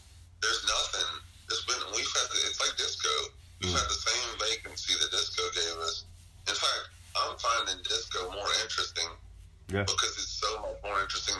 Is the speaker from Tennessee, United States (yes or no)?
yes; Memphis, Tennessee, United States; and I'm growing up in Memphis going, damn, if I had been around back then